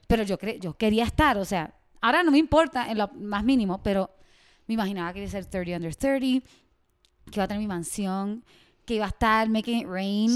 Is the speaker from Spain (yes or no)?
no; Puerto Rico; accent: Puerto Rican; also born or lived in Miami; now in Mexico; soy de Puerto Rico y llevo dos años viviendo en México. Antes de vivir en México viví en Miami